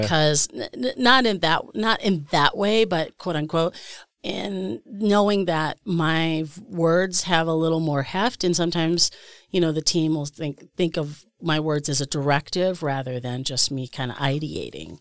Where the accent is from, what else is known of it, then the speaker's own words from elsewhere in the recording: Scranton, Pennsylvania, United States; also born or lived in Pittsburgh, Pennsylvania; now in Milwaukee, United States; I'm originally from Scranton